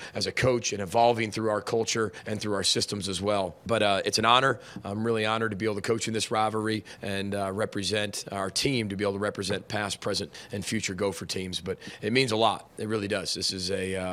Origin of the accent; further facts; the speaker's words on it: Chicago, Illinois, United States; now in Minnesota, United States; I grew up in Big Ten country in Chicago